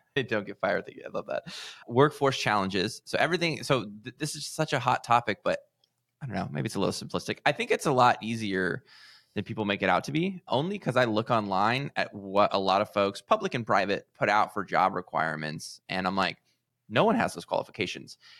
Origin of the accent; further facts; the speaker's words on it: California, United States; I'm from California